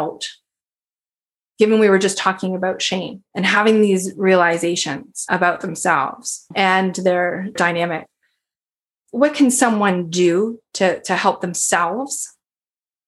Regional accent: Canada; I'm a Canadian

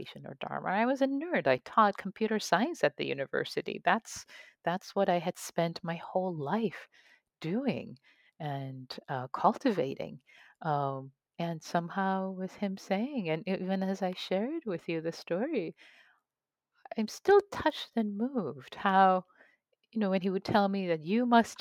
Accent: Tehran, Tehran Province, Iran; moved away; ever since I was a kid, growing up in Tehran, Iran. I used to read poetry of Rumi and Hafez in Farsi

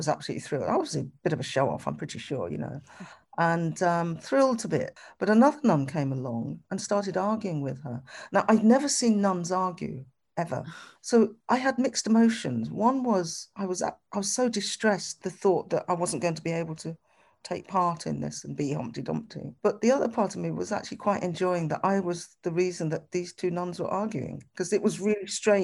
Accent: Birmingham, West Midlands, United Kingdom; where are you from? I could answer that, Birmingham

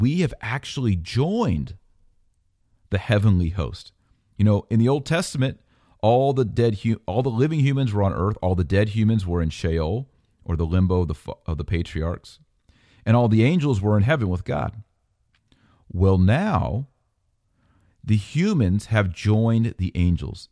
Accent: United States; I'm an American

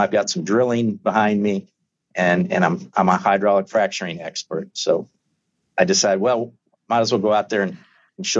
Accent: Arizona, United States; moved away as an adult; also born or lived in Mexico; I'm from Arizona, raised there, went to school there

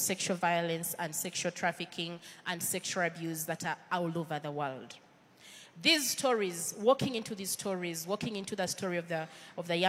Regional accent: Uganda; accent: Ugandan; my Ugandan accent

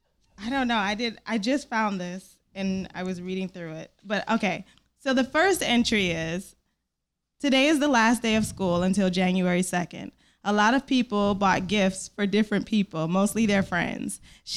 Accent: Detroit, Michigan, United States; born or raised there

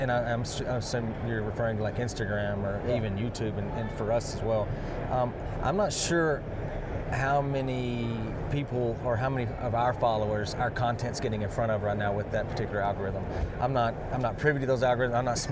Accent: Texas, United States; I did. I'm still growing up in Texas.

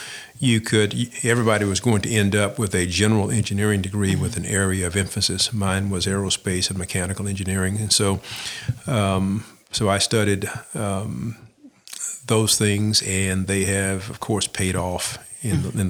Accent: Sulphur Springs, Texas, United States; now in Lafayette, United States; I was born and raised in East Texas, a small town of Sulphur Springs.

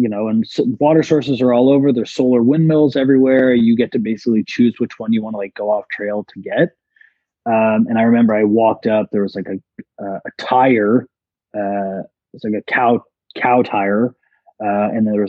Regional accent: Toronto, Ontario, Canada; I'm from Toronto

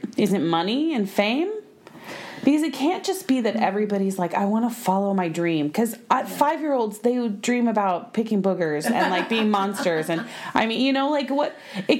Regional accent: Oklahoma, United States; Oh my God, I'm from Oklahoma.

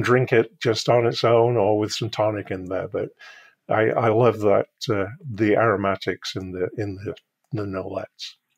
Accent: United Kingdom; I'm British

